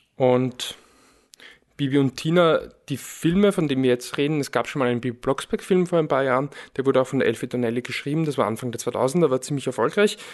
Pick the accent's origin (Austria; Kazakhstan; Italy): Austria; Lower Austria; ich bin in Niederösterreich aufgewachsen